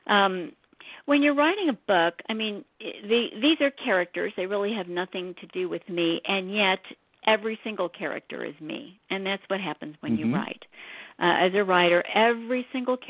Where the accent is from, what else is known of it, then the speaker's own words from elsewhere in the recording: St. Louis, Missouri, United States; I grew up in St. Louis.